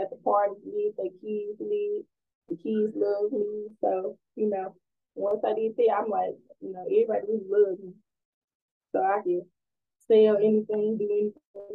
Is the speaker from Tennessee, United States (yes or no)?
yes; Memphis, Tennessee, United States; I'm from Memphis, Tennessee, and I am 20 years old